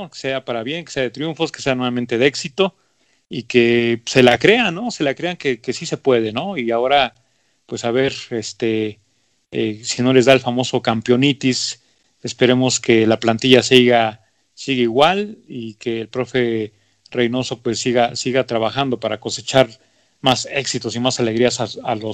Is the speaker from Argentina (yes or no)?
no; Mexico; Como mexicanos tenemos la responsabilidad, la obligación de, de sabernos el himno